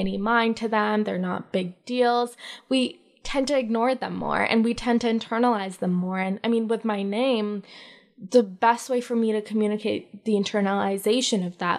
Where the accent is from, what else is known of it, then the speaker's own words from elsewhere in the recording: Mississauga, Ontario, Canada; also born or lived in Lahore, Pakistan / Ottawa; Mississauga, like, the Erin Mills area